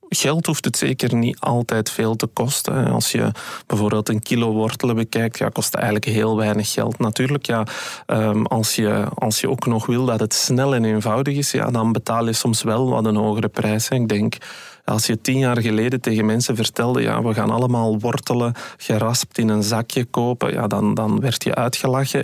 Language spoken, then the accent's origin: Dutch; Belgium; wij als Belgen